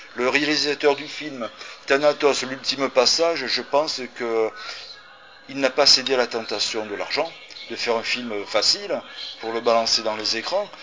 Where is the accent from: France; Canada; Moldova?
France; je suis né en France.